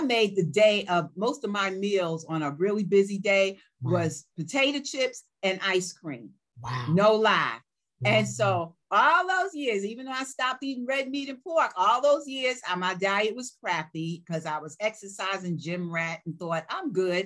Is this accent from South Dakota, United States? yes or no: no; New York, United States; growing up in New York